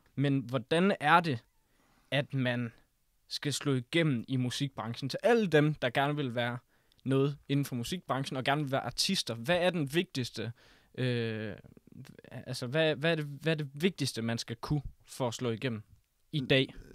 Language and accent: Danish; Risskov, Central Denmark Region, Denmark; jeg kommer fra Rigsgaard